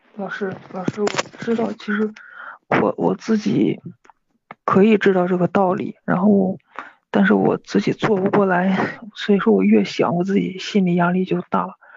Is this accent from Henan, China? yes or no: no; Hebei, China; 我是河北的